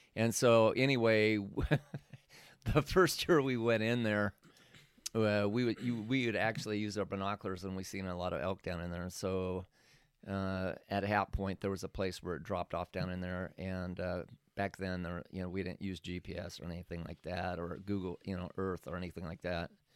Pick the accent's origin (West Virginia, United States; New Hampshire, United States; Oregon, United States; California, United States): Oregon, United States; moved away; I was from Oregon